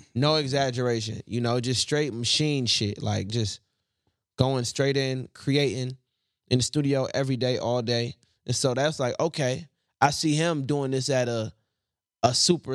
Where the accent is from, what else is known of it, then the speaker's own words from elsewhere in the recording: the South, United States; I'm from the South